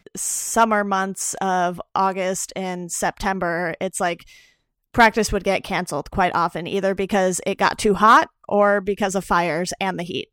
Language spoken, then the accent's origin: English; Orange County, California, United States; also born or lived in Los Angeles; I'm originally from Orange County, so since I've moved back home, I'm down by Disneyland